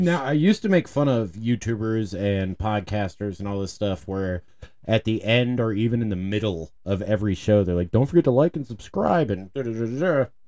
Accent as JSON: {"language": "English", "town": "Baltimore", "region": "Maryland", "country": "United States", "tie": "born or raised there", "said": "when I was growing up in Baltimore, we had, we had lunch tickets"}